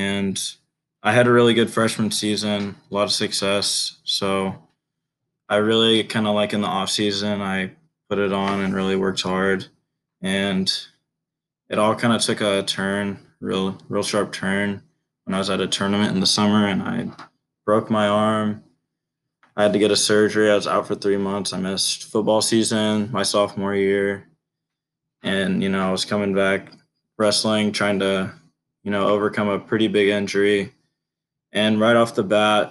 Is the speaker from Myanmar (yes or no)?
no; Richmond, Indiana, United States; I'm originally from Richmond, Indiana, which is right near Ohio on the eastern side